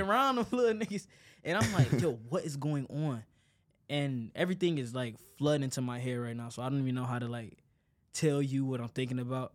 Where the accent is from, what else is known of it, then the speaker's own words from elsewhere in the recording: Detroit, Michigan, United States; born and raised in Detroit